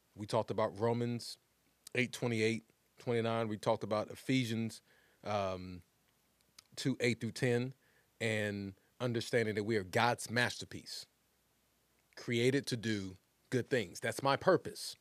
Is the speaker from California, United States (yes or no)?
no; West Texas, United States; moved away; also born or lived in Philadelphia; I grew up in Philly, but I grew up in, in West Texas, man, and it was just country out there.